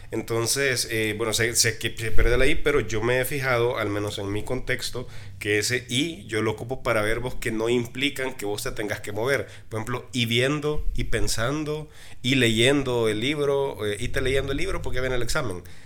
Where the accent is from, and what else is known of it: Chalatenango, El Salvador; born or raised there